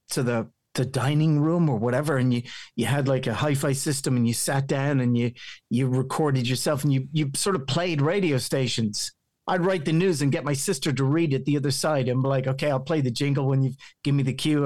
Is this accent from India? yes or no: no; County Meath, Ireland; accent: local County Meath Irish; My my accent still sounds very local County Meath Irish